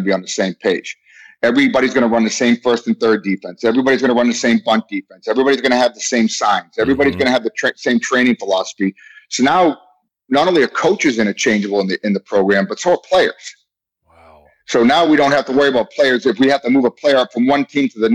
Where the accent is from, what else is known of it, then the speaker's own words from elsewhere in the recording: Boston, Massachusetts, United States; moved away; I've been punched in the face a lot growing up in Boston